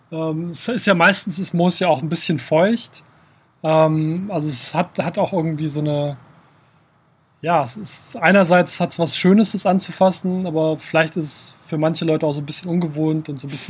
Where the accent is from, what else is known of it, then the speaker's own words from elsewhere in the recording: Kassel, Hesse, Germany; Ich bin in Kassel aufgewachsen, direkt, äh, also außerhalb von Kassel, in der Nähe von einem Wald